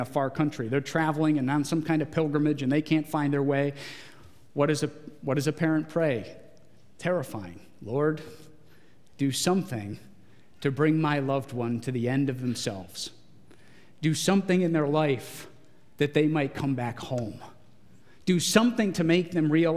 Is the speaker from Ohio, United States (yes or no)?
yes; Geauga County, Ohio, United States; I grew up in Geauga County.